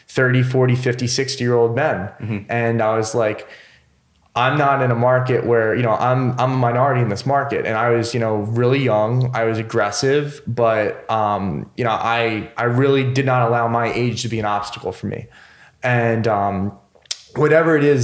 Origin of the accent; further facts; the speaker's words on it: about an hour west of Philly, Pennsylvania, United States; moved away as an adult; now in Philadelphia, United States; I grew up about an hour west of Philly, came here when I was 18.